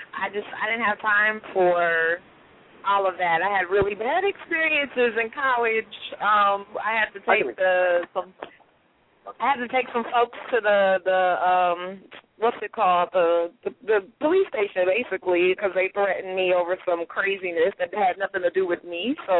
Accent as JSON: {"language": "English", "town": "Carson", "region": "California", "country": "United States", "also_born_or_lived": "High Point, North Carolina", "moved": "yes", "lives_now": "Dallas, United States", "said": "I'm originally from L.A., though. I'm from Carson"}